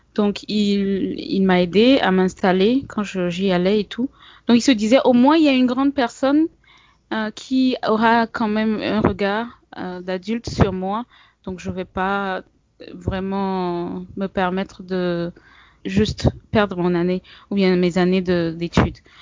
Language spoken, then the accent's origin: French; Togo; moved away as an adult; also born or lived in Bamako, Mali / Mopti, Mali; now in Gao, Mali; Oui, je suis togolaise. J'ai des origines, euh, du Ghana et du Bénin